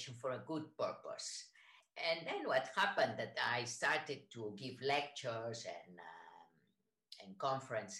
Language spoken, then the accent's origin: English; Spain; English is a second language; moved away as an adult; also born or lived in San Francisco, United States / Boston, United States / Israel / Barcelona, Spain; I am from Spain, lived in the United States, and I studied in San Francisco in the California College of Arts and Crafts